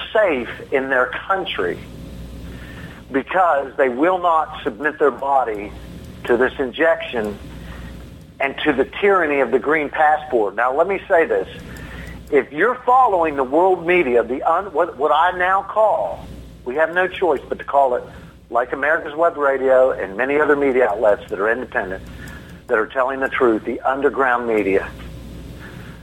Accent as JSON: {"language": "English", "country": "United States", "said": "as an American"}